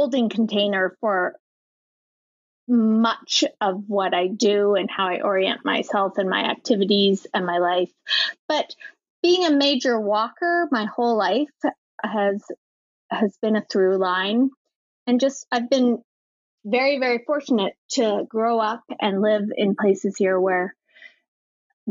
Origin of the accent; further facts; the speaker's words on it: Vancouver Island, British Columbia, Canada; now in Whistler, Canada; I grew up on Vancouver Island